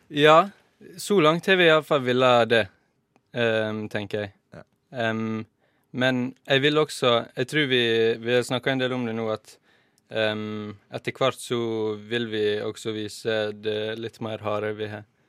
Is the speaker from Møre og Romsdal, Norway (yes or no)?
yes; Volda, Møre og Romsdal, Norway; moved away; Jeg skal ha sommerjobb hjemme i Volda